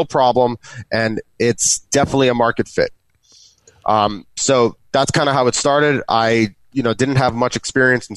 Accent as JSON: {"language": "English", "town": "New York City", "region": "New York", "country": "United States", "said": "I'm from New York City"}